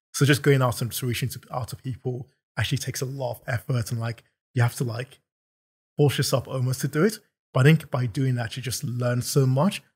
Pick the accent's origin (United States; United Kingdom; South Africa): United Kingdom; London; also born or lived in Nigeria; I'm from London, so I'm not sure how far back you wanna go, but I was born in Nigeria and moved over here when I was seven